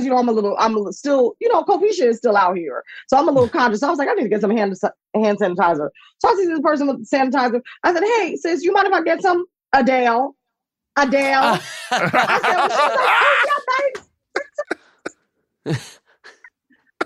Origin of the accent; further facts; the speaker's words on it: New Jersey, United States; also born or lived in Philadelphia / Coventry; I'm from New Jersey